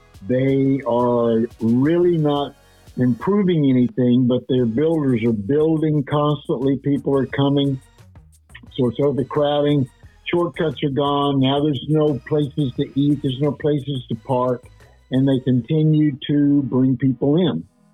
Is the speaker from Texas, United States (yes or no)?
yes; Dallas, Texas, United States; moved away; I came from Dallas. When I left Dallas in 1971, there was approximately 600,000 people in that town.